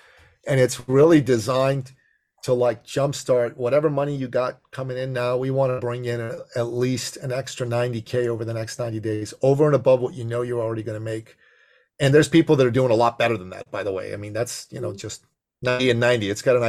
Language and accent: English; Toronto, Ontario, Canada; I'm from Toronto, 5 hour drive.